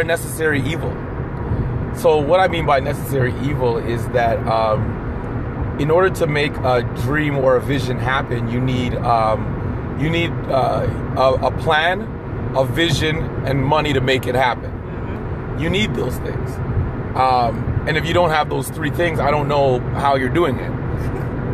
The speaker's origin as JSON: {"language": "English", "region": "Ontario", "country": "Canada", "tie": "born or raised there", "said": "I'm from Ontario, and in Ontario, you finish high school at 19 back in the 90s"}